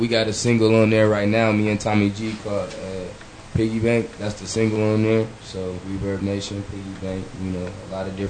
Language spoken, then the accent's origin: English; Kansas, United States; I'm from Kansas.